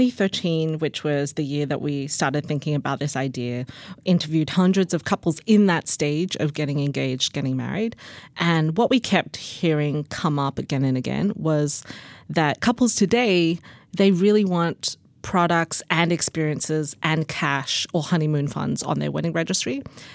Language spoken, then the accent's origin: English; Australia; now in United States; I moved from Australia to the US in 2004, so it could have changed since then. But the thing that I love about Australia, that was really the culture growing up in Australia